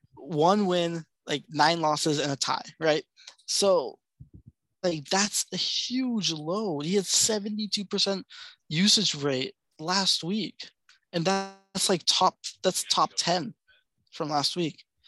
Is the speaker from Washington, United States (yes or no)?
yes; Seattle, Washington, United States; also born or lived in Kirkland, Washington; I grew up in Seattle my whole life.